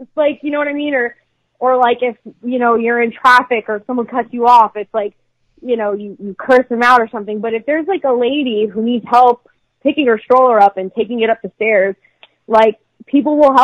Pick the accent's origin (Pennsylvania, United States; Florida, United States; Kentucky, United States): Pennsylvania, United States; Philadelphia; I'm actually from Philadelphia